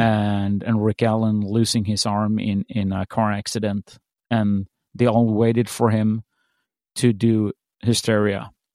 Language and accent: English; Sweden; when I was growing up in Sweden